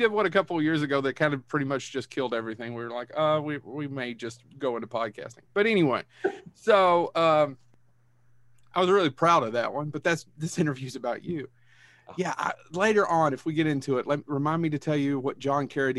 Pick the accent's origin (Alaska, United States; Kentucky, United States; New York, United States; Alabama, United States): Kentucky, United States; Hyden; I grew up in the hills in Leslie County in Hyden, about 40 minutes from where you grew up.